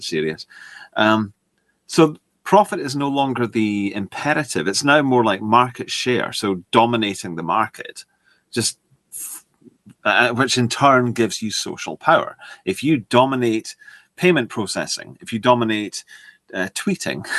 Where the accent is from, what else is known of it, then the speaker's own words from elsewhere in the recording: United Kingdom; I'm British